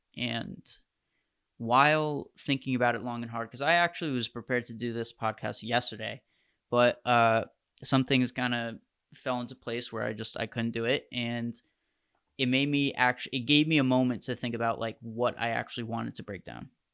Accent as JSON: {"language": "English", "country": "United States"}